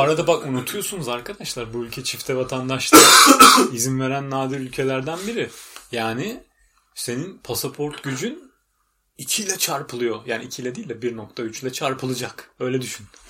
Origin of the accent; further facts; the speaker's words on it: Istanbul, Turkey; moved away as an adult; now in United Kingdom; biz Türkiye'den geldik